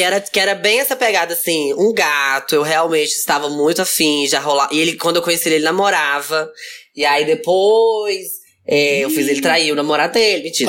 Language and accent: Portuguese; Teófilo Otoni, Minas Gerais, Brazil; Eu sou de Teoflotone, interior